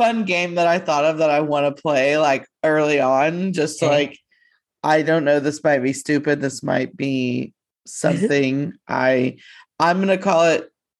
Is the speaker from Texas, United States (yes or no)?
yes; Texas, United States; we're from a stupid small town that nobody, a lot of people have never heard of.